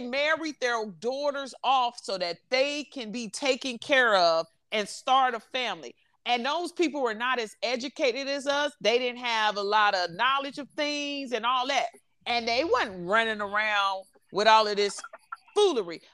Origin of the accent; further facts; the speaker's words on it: Chicago, Illinois, United States; I'm from Chicago, so ain't nothing too hot but them bullets.